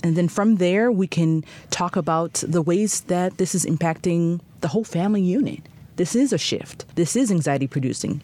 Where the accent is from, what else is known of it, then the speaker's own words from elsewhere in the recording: Boston, Massachusetts, United States; moved away as an adult; also born or lived in Haiti (ancestry); now in Chicago, United States; I'm from the Boston area